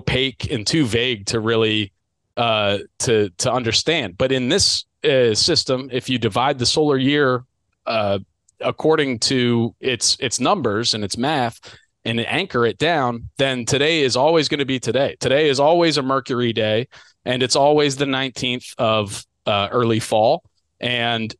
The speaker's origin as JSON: {"language": "English", "region": "Delaware", "country": "United States", "said": "I'm from Delaware. I'm in the Mid-Atlantic"}